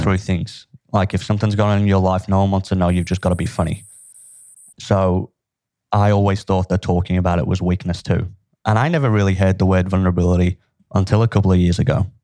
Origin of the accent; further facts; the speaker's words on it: Liverpool, North West England, United Kingdom; where I grew up was a, a pretty tough place to grow, grow up. I'm from Liverpool, in England